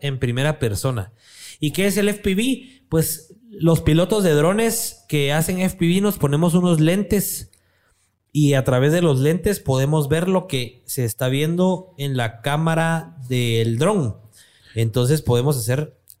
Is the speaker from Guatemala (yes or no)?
yes; Guatemala; somos los chapines